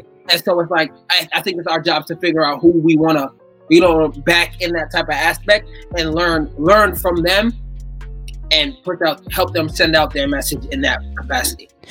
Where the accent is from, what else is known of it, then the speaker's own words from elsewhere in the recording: New York, United States; I'm from New York